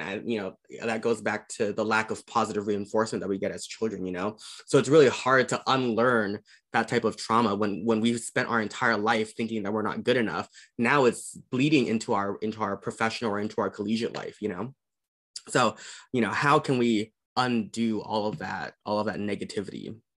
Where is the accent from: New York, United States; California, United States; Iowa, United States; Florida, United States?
California, United States; Southern; I'm from SoCal region